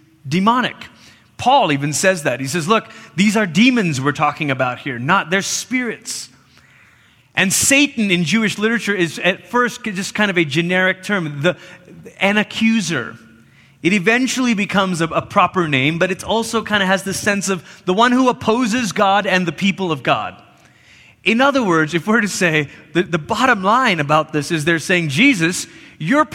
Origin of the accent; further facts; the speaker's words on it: Malaysia; now in United States; I grew up in Malaysia.